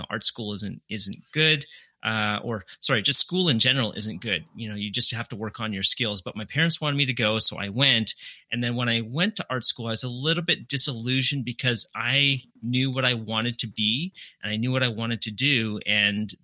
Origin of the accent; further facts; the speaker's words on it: Winnipeg, Manitoba, Canada; also born or lived in Calgary, Alberta, Canada; So I was born in Calgary, Canada. Then when I was either 3 or 4, I moved to Winnipeg, which is the city where I went to university